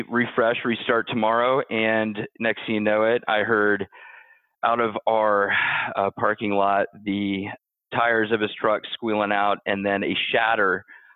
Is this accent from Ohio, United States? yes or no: yes; Ohio, United States; also born or lived in Louisville, Kentucky; I was born in Louisville, Kentucky, but grew up mostly in Ohio.